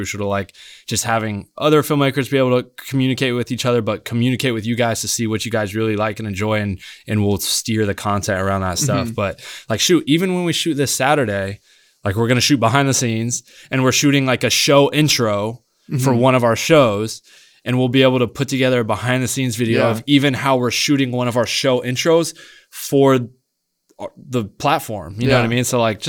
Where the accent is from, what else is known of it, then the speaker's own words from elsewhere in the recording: Nebraska, United States; Like I'm the kid from Nebraska that I just need to go out here and work and get on set and create